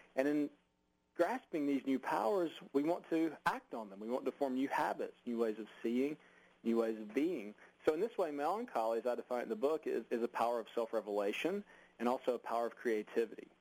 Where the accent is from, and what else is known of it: United States